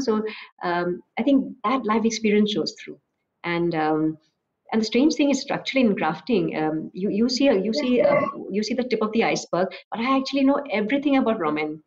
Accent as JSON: {"language": "English", "region": "Assam", "country": "India", "moved": "yes", "lives_now": "Bangalore, India", "said": "I live in Bangalore, I'm from Assam"}